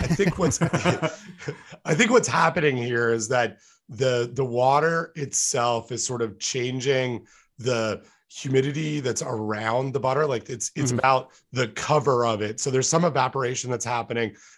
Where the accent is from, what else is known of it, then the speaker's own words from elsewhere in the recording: Canada; moved away as an adult; now in United States; I grew up in Canada, and in a house that didn't have air conditioning